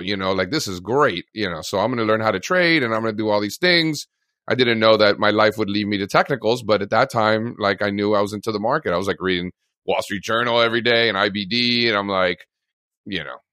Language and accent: English; Miami, Florida, United States; moved away as an adult; also born or lived in Fairfield, Connecticut; I grew up in Miami, in Florida